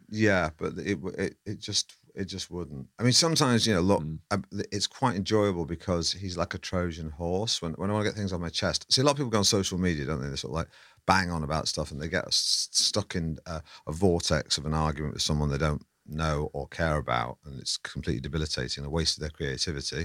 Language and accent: English; Manchester, North West England, United Kingdom; moved away as an adult; I grew up in Manchester. I yeah. never had to descale a kettle till I was 20 something and came down south